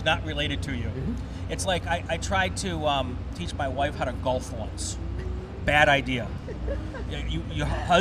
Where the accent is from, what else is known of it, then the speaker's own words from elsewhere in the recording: Wisconsin, United States; I had the benefit of growing up in Wisconsin